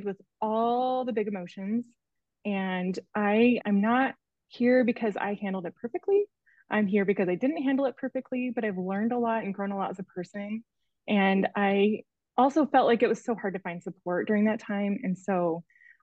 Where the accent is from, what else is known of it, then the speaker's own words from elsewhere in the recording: Arizona, United States; I'm from Arizona originally and just moved back to Annie's neighborhood